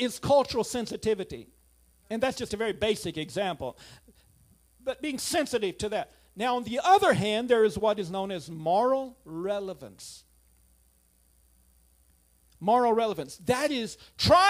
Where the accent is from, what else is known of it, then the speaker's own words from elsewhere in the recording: United States; also born or lived in Suriname; I'm an American